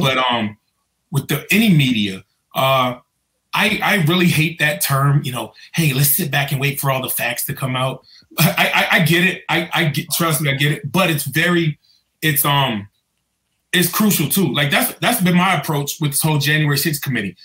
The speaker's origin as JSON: {"language": "English", "area": "Prince George's County", "region": "Maryland", "country": "United States", "tie": "born or raised there", "said": "I grew up in Prince George's County."}